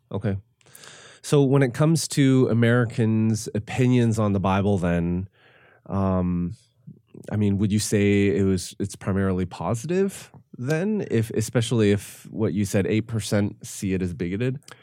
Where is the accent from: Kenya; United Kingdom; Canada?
Canada; I am Canadian